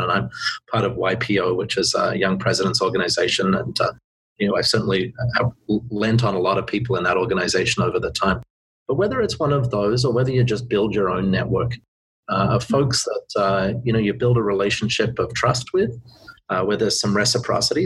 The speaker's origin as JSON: {"language": "English", "country": "Australia", "moved": "as an adult", "lives_now": "Vancouver, Canada", "said": "being Australian"}